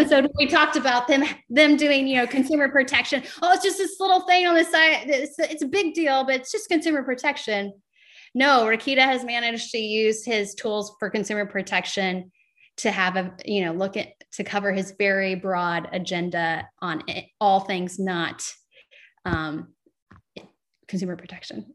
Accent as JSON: {"language": "English", "area": "Morgan County", "region": "Indiana", "country": "United States", "tie": "born or raised there", "said": "near my hometown in Morgan County"}